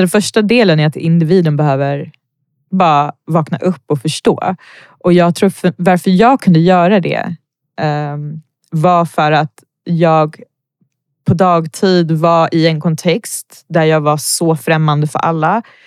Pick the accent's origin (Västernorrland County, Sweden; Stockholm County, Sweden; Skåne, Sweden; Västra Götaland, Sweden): Stockholm County, Sweden; Botkyrka; jag är född och uppvuxen i Botkyrka